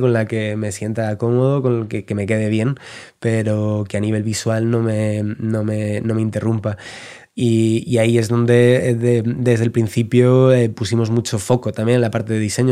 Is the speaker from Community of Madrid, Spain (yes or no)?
yes; Madrid, Community of Madrid, Spain; also born or lived in Valencia; now in El Escorial, Spain; yo soy de Madrid, pero he vivido ya, yo creo, 8 o 9 años en Valencia